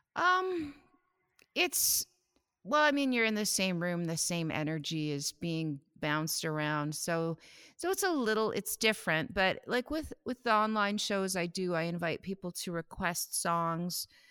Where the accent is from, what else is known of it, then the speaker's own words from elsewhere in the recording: Saskatoon, Saskatchewan, Canada; moved away as an adult; now in Ontario, Canada; I'm from Saskatoon. I grew up there